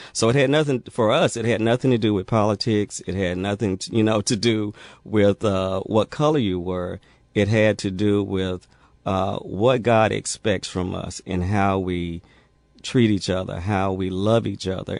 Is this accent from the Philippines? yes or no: no; Jackson, Mississippi, United States; growing up in Mississippi was uh, interesting